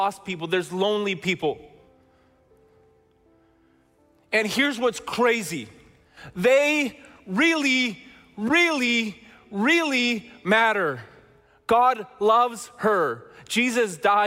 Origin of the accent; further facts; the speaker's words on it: Chilliwack, British Columbia, Canada; we're from Chilliwack, British Columbia